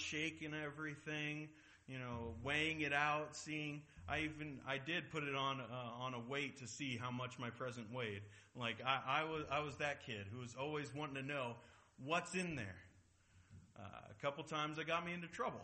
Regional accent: Seattle, Washington, United States; I'm from Seattle. I'm a Mariners fan.

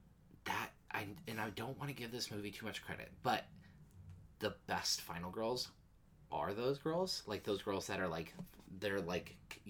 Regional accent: Canada; I'm Canadian

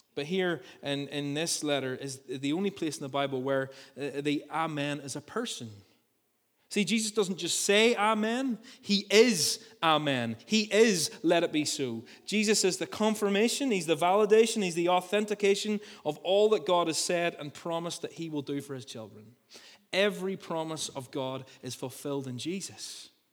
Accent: Ballymena, Northern Ireland, United Kingdom; I grew up in the country outside Ballymena

